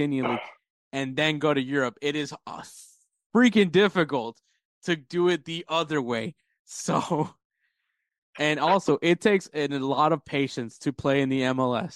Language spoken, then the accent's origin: English; Houston, Texas, United States; obviously we're from Houston